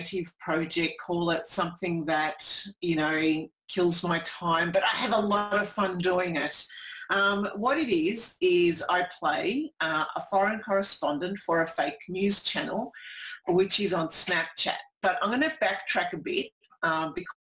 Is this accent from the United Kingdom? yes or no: no; Melbourne, Victoria, Australia; I'm from Melbourne